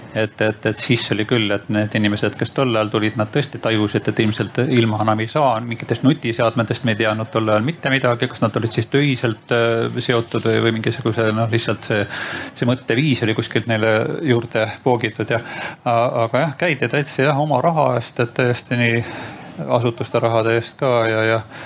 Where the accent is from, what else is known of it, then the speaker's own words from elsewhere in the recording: Saare County, Estonia; ma ise olen pärit Saaremaalt